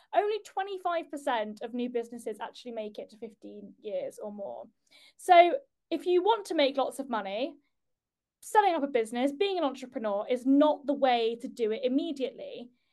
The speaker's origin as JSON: {"language": "English", "country": "United Kingdom", "said": "as a Brit"}